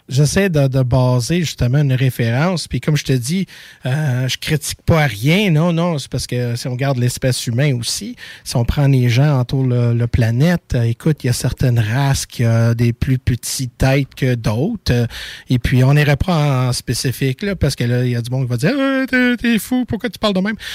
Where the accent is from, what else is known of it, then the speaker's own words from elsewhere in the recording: Montreal, Quebec, Canada; Je viens de Montréal